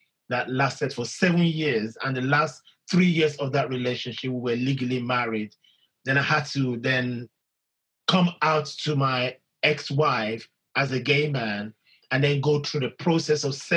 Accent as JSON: {"language": "English", "country": "Nigeria", "tie": "born or raised there", "said": "when you grow up in a society that is vast and diverse as the Nigerian culture"}